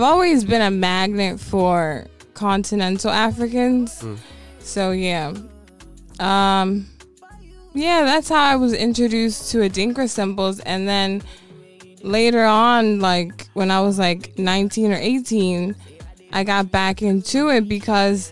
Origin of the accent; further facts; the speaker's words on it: Baltimore, Maryland, United States; I'm from over east down the hill, but I was raised in the creek. I was raised in Woodlawn